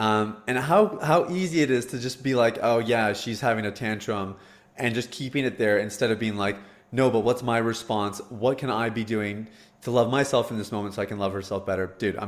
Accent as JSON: {"language": "English", "country": "Canada", "said": "As a Canadian, man, that's like, yeah, that's the worst."}